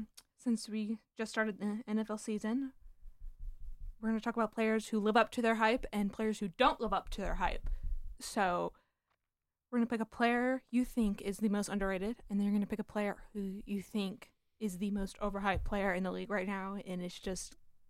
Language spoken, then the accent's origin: English; California, United States; I'm from California, like, everybody.